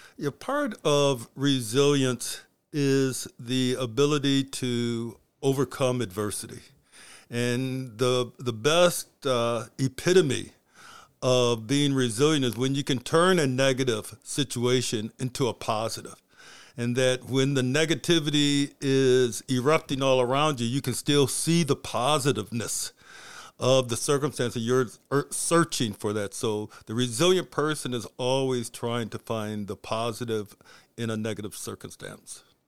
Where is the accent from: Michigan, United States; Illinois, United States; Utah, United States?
Michigan, United States; Flint; also born or lived in New Hampshire; I was born in Flint, Michigan, and I was born hearing impaired.